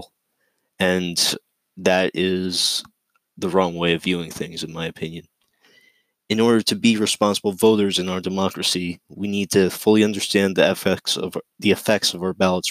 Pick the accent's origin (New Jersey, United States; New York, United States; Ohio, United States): New York, United States; Palisades; I'm a 17-year-old senior, and I'm from Palisades